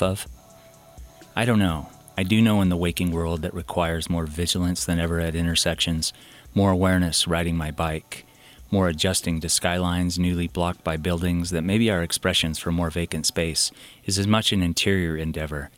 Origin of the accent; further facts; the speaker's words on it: Canyon County, Idaho, United States; growing up in Canyon County